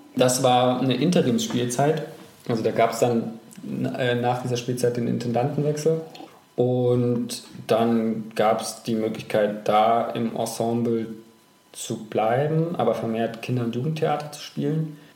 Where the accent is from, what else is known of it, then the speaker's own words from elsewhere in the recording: Thuringia, Germany; moved away as an adult; also born or lived in Hamburg / Düsseldorf; Ich bin in Thüringen aufgewachsen